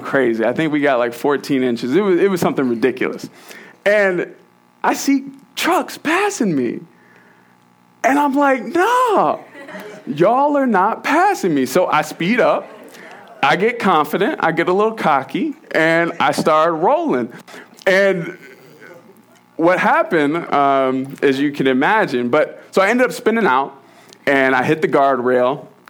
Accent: Virginia, United States; moved away; I'm from Virginia, we don't do snowstorms.

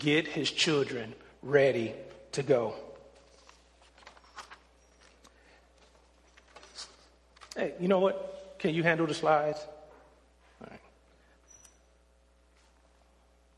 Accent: United States; I'm an American, right? I'm an American evangelical.

